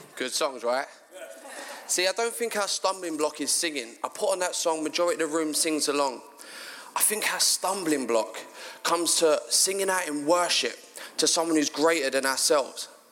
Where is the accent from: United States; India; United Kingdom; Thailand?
United Kingdom; London; moved away as an adult; now in Sidcup, United Kingdom; I'm actually from South London, a place called Bermondsey.